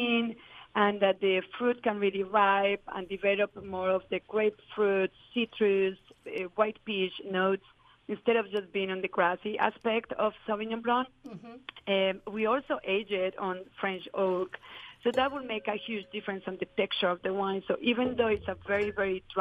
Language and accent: English; Medellin, Antioquia, Colombia; now in California, United States; I certainly grew up on the worst times of Colombia and growing up in Medellin